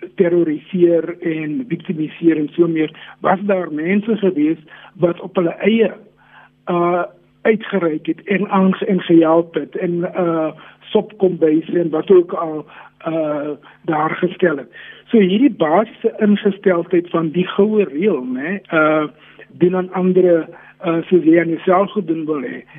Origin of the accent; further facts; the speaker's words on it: South Africa; Ons wil as Suid-Afrikaners saam met mekaar leef